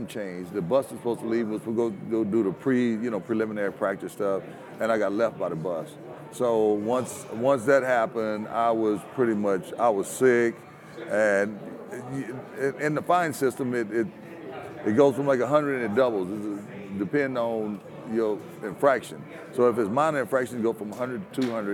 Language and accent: English; Louisiana, United States; to be from Louisiana and my hometown to only be about 55 miles from New Orleans